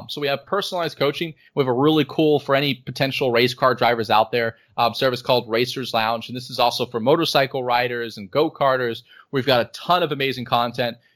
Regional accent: United States; born there; Like I was born in the United States, and it's kind of I'm dual citizen, and, and for me, South Africa feels just as much as home as the U.S.

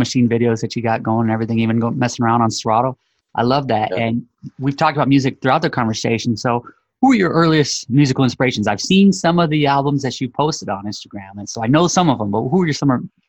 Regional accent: West Coast, United States; But I'm a West Coast guy, so I grew up out here on the West.

